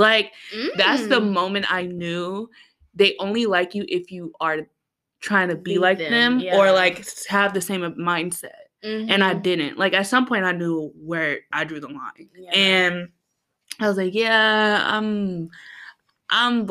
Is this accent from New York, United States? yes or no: no; Metro Detroit suburbs, Michigan, United States; I'm from Detroit